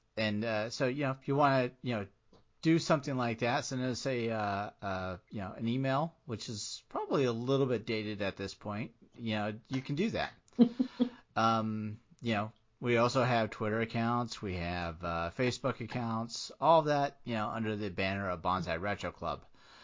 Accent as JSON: {"language": "English", "town": "Portsmouth", "region": "Virginia", "country": "United States", "tie": "born there", "said": "I was born in Portsmouth, Virginia, which is right off the Navy base."}